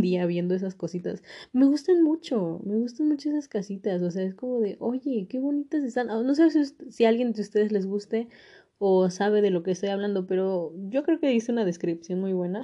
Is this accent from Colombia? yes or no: no; Mexico; soy mexicana